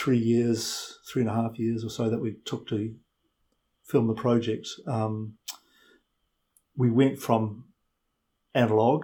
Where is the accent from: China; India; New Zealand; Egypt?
New Zealand; also born or lived in London; I am a New Zealander